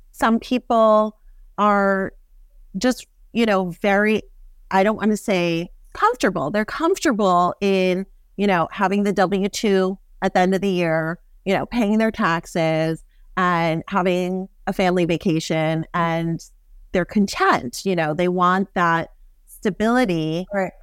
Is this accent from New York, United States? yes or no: yes; New York City, New York, United States; I grew up in Manhattan.